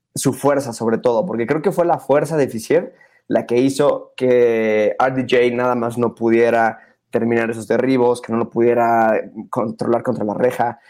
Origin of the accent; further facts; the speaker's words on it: Mexico; como mexicano